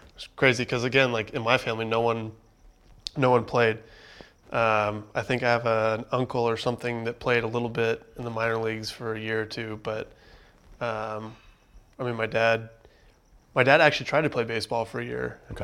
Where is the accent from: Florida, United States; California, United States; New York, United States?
California, United States; Southern; growing up in Southern California